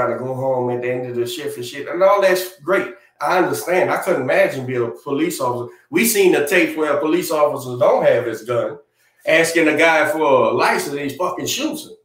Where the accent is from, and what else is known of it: New Orleans, Louisiana, United States